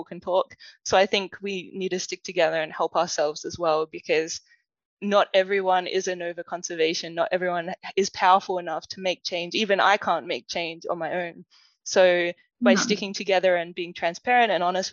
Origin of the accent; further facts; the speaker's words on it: Adelaide, South Australia, Australia; accent: Australian; when I was growing up in Adelaide